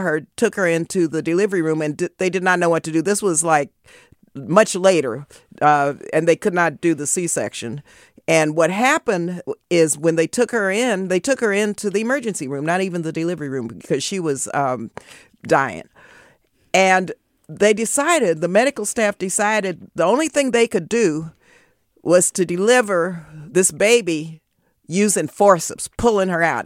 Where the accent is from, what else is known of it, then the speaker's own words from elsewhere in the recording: El Paso, Texas, United States; now in Oakland, United States; I was born and raised in El Paso, Texas